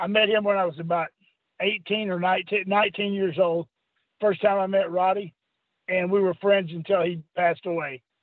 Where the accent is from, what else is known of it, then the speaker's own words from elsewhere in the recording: Texas, United States; moved away; I'm from Texas